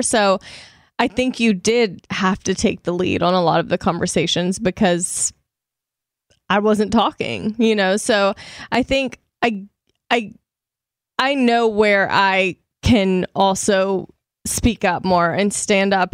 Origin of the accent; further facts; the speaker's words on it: Shreveport, Louisiana, United States; moved away; I was, like, in Dallas and then Shreveport, Louisiana, which is my hometown